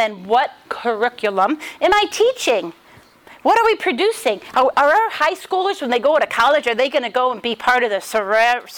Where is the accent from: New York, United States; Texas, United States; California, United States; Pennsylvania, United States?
New York, United States; Rochester; now in Dayton, United States; I'm from Rochester, New York, but I live in Dayton, Ohio